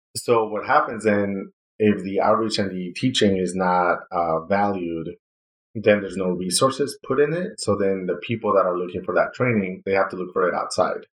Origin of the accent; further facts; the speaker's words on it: Ciudad Juárez, Chihuahua, Mexico; moved away as an adult; also born or lived in El Paso, Texas / Seattle, Washington / Arizona; from my hometown in Ciudad Juarez